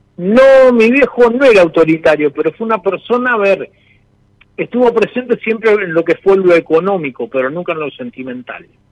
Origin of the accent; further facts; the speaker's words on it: Chivilcoy, Buenos Aires Province, Argentina; yo soy de acá de Chivilcoy también